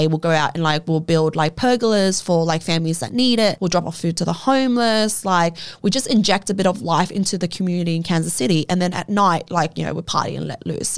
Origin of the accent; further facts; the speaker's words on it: Australia; as an Australian citizen, not being able to come home into her own fucking country